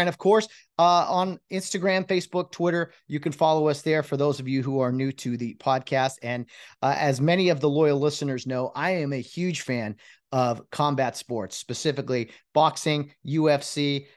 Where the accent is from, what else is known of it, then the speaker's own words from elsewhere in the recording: San Gabriel Valley, California, United States; I grew up in San Gabriel Valley as well. I now live in Covina